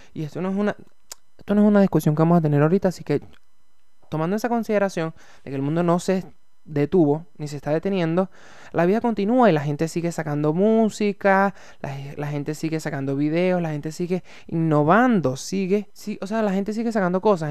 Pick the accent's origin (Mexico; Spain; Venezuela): Venezuela; now in Santiago, Chile; yo soy venezolano eh, y estoy viviendo en Santiago de Chile